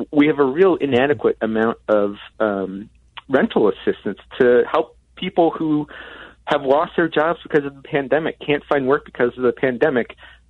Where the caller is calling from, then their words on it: Madison, Wisconsin, United States; I'm calling you from Madison, Wisconsin